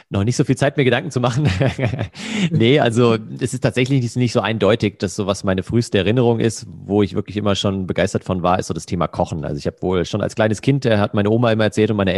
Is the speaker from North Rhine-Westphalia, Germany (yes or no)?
no; Hesse, Germany; in einem Restaurant ähm, in der Nähe von Frankfurt, wo ich herkomme.